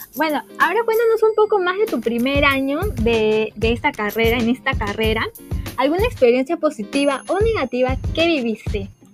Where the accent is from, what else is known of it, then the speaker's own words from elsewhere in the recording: Peru; los peruanos somos muy consumistas